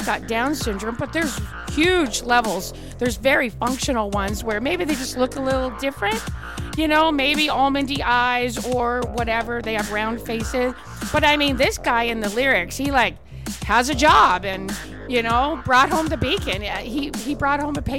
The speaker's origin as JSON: {"language": "English", "country": "Canada", "tie": "born or raised there", "moved": "yes", "lives_now": "United States", "said": "because I'm from Canada"}